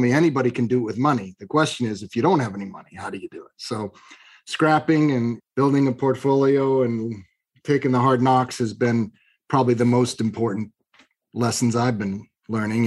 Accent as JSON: {"language": "English", "town": "Long Beach", "region": "California", "country": "United States", "tie": "born or raised there", "said": "I was born in Long Beach, California, of moderate means"}